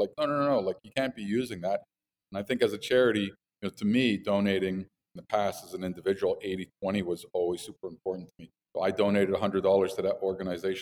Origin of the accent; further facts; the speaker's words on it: Montreal, Quebec, Canada; also born or lived in United States / Colorado; Montreal. Grew up here, but lived in the States for 10 years.